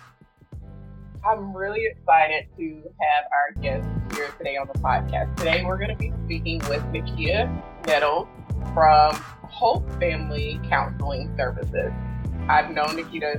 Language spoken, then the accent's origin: English; Monroeville, Alabama, United States; We're both from Monroeville, Alabama